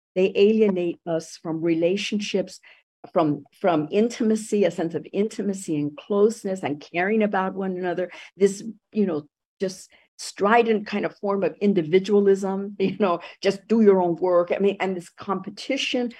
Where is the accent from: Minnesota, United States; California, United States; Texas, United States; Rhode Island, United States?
California, United States; Los Angeles; also born or lived in Puerto Rico; I ended up growing up in East Los Angeles.